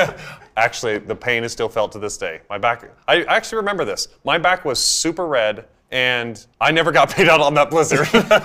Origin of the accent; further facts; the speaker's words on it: Idaho, United States; I come from a family of 9 kids. And like any cliched Idaho family, we grew up on a potato farm.